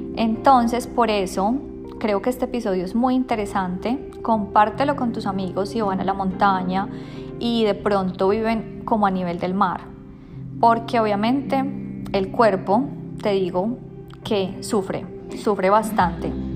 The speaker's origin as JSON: {"language": "Spanish", "region": "Bogotá", "country": "Colombia", "moved": "yes", "lives_now": "Sydney, Australia", "said": "yo soy de Bogotá"}